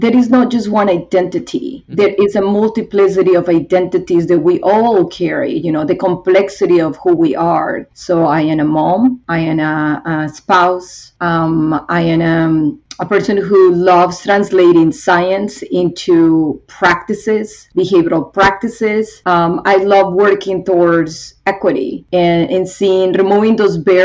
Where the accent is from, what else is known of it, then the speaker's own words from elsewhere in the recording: Bogotá, Bogotá Capital District, Colombia; now in United States; I grew up in Colombia, and specifically in Bogota